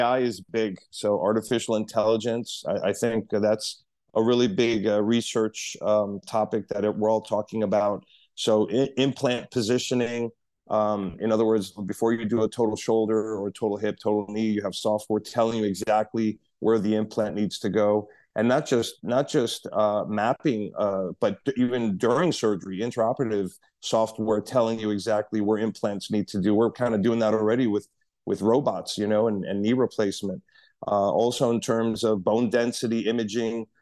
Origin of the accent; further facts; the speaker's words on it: New York City, New York, United States; moved away as an adult; now in Miami, United States; I'm a New Yorker, born and raised in New York City, uh, moved to Miami about twenty years ago